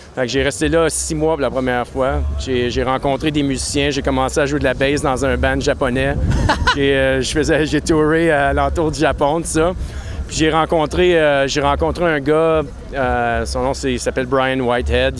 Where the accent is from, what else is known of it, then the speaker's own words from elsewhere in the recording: Maniwaki, Quebec, Canada; moved away as an adult; also born or lived in Gatineau / Montreal / Japan; je viens de Gatineau, d'ailleurs. je viens de Maniwaki. Je suis né à Maniwaki